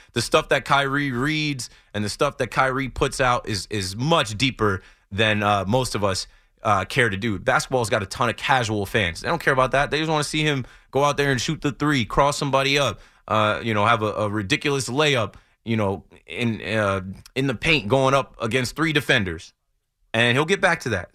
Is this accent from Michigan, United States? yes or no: no; New Jersey, United States; I'm from Jersey